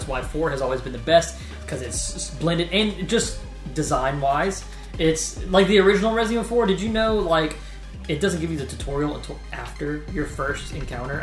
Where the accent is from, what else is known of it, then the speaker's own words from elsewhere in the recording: Louisiana, United States; We're from Louisiana